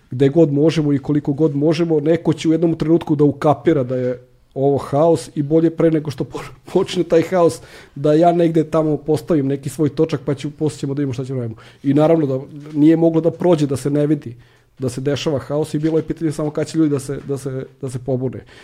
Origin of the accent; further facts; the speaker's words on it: Serbia; kod nas u Srbiji